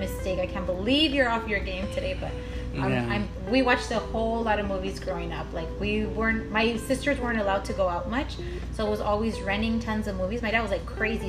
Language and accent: English; Los Angeles, California, United States; here where I live and where I usually record is El Sereno, Northeast